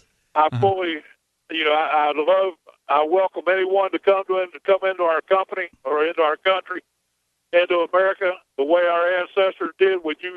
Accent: United States; also born or lived in North Carolina; Well, I'm an American

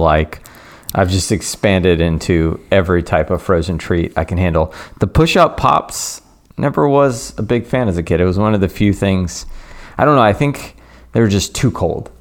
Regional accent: the South, United States; growing up in the South, all three of us did

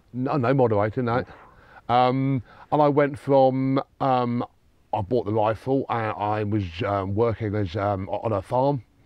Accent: Sussex, South East England, United Kingdom; I grew up in Sussex where there were a lot of fallow

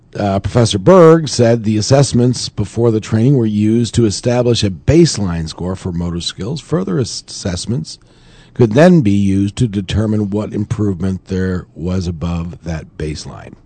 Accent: New York, United States

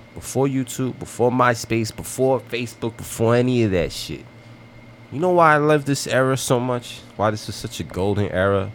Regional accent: United States; I grew up in America

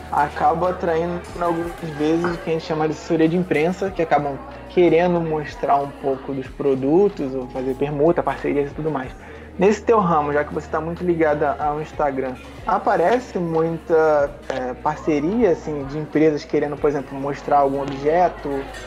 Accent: Rio de Janeiro, Brazil; eu sou do Rio de Janeiro

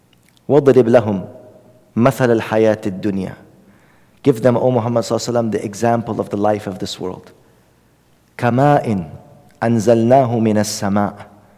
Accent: Oakland, California, United States; I grew up in Oakland. Nobody knows where I came from.

